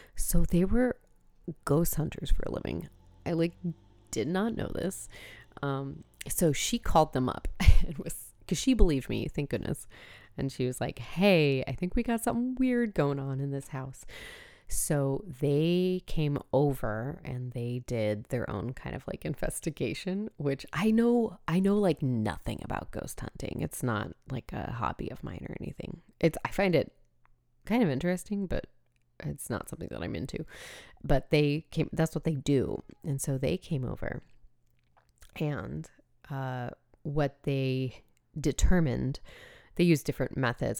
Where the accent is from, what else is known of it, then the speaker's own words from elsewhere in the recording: San Diego, California, United States; I grew up in San Diego